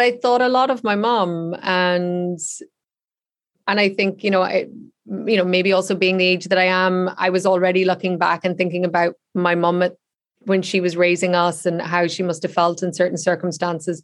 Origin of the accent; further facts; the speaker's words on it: Ireland; I grew up in the Republic of Ireland, whereas they were all in Northern Ireland